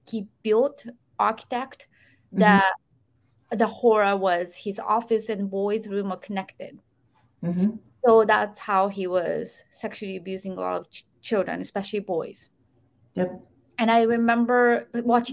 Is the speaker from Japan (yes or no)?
yes; Japan; moved away; back in 80s, when I was growing up in Japan